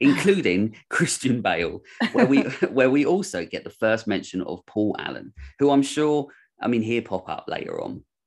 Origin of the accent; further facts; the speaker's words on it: United Kingdom; I'm British